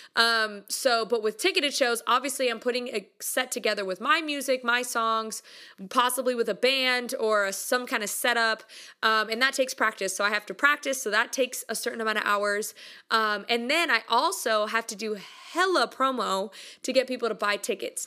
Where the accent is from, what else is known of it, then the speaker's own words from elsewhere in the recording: United States; I'm from America